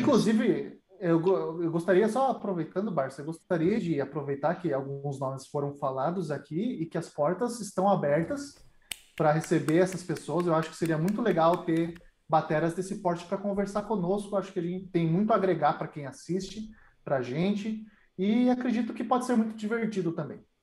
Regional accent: Curitiba, Paraná, Brazil; Eu sou de Curitiba

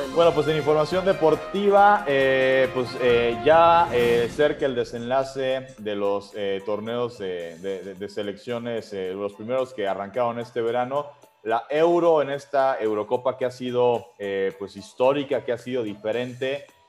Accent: Mexico; uno como aficionado mexicano

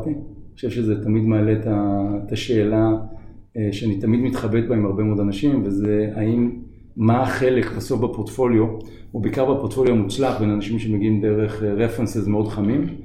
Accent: Tel Aviv, Tel Aviv District, Israel; נולדתי בתל אביב, גדלתי באזור בבלי.

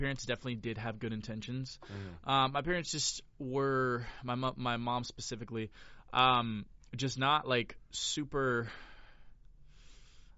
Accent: Florida, United States; moved away as an adult; now in Los Angeles, United States; I'm from Florida

